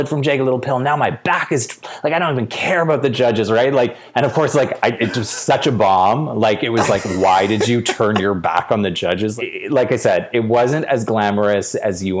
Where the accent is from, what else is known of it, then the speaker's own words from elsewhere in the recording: Edmonton, Alberta, Canada; I was born in Edmonton